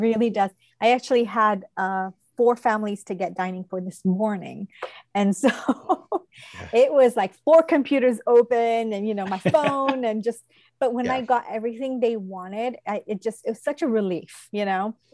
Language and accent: English; England, United Kingdom; now in Odenton, United States; I told you I'm from England. I was born in England.